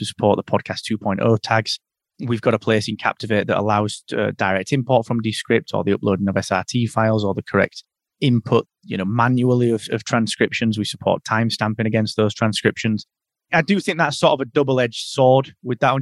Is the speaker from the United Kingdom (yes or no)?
yes; the north of England, United Kingdom; I'm I'm from Northern England